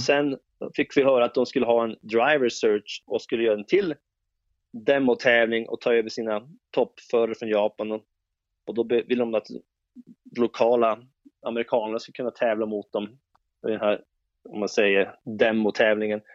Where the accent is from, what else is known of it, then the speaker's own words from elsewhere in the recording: Jokkmokk, Norrbotten County, Sweden; jag växte upp i Jokkmokk